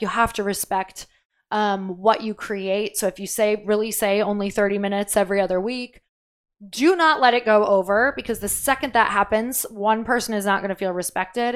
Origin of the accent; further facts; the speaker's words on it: Midwest, United States; I'm from the Midwest.